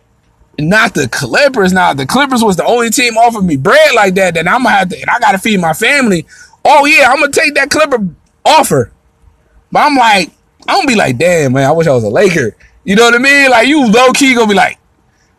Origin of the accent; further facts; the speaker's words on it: Buffalo, New York, United States; I'm from Buffalo